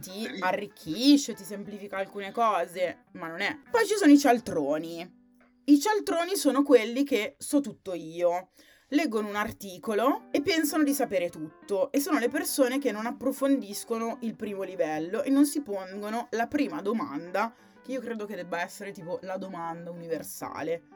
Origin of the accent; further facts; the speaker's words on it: Sondrio, Lombardy, Italy; now in Milan, Italy; Non sono molto felice di essere nata a Sondrio, però sono nata lì